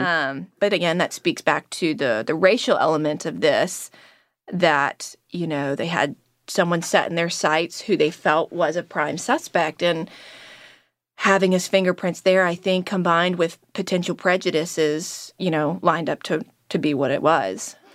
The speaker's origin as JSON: {"language": "English", "country": "United States", "tie": "born or raised there", "said": "growing up in Manio, you know, running around, skateboarding, going to church"}